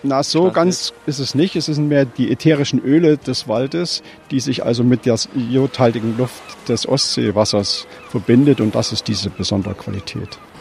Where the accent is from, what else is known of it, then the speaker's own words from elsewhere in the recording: Thuringia, Germany; now in Rostock, Germany; Ich bin also gebürtiger Thüringer, wohne jetzt aber mittlerweile seit 1900. 1970 schon hier in Mecklenburg-Vorpommern